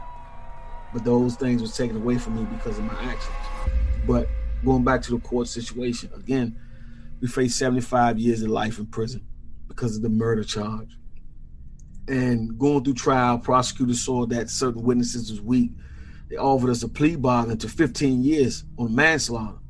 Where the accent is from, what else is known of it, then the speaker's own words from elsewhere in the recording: Washington, District of Columbia, United States; as a child growing up in Washington, D.C., it was a city that I loved then